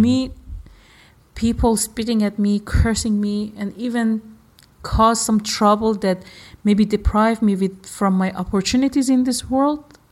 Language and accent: English; Iran; I am from Iran